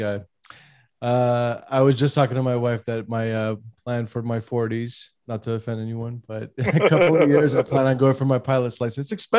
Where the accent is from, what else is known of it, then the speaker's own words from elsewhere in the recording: California, United States; I'm from California, James, just an FYI.